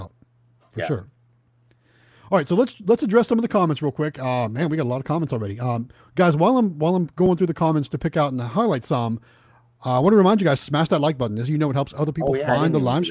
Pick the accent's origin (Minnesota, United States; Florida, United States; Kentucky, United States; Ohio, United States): Ohio, United States; moved away; Going back to my hometown